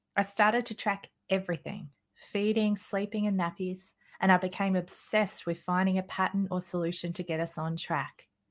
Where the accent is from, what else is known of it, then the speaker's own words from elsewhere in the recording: Australia; I'm an Australian mother of three children. I live in a small outback town